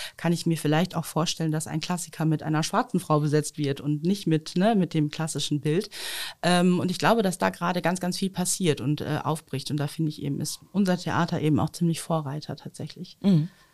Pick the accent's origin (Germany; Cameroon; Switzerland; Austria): Germany; Osnabrück, Lower Saxony; Ich bin ja am Schölerberg aufgewachsen